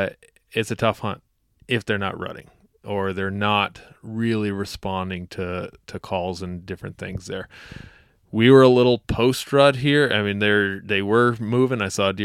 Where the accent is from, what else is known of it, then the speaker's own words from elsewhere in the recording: South Dakota, United States; This is my home state. I was born not far out of the Black Hills and love the area.